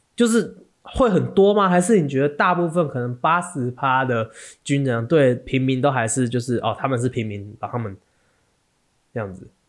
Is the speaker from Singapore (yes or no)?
no; Taiwan; 我们台湾人